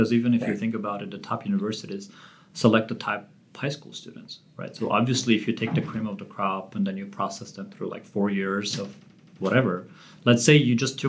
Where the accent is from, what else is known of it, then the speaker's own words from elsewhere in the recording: Armenia; moved away; I grew up in Armenia, not just any time in Armenia.